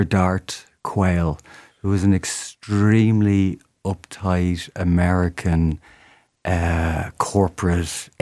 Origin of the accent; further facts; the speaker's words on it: Dublin, Leinster, Ireland; I'm still from Dublin